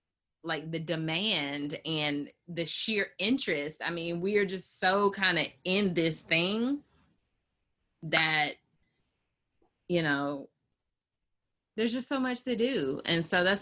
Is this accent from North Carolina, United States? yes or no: yes; Chapel Hill, North Carolina, United States; I'm from Chapel Hill, North Carolina